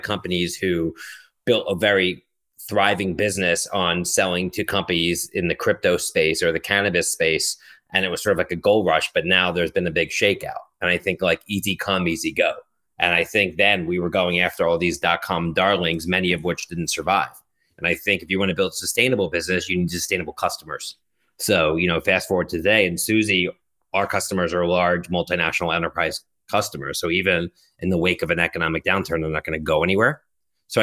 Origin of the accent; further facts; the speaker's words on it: Philadelphia, Pennsylvania, United States; moved away as an adult; also born or lived in Boston; now in New York, United States; I grew up in Philadelphia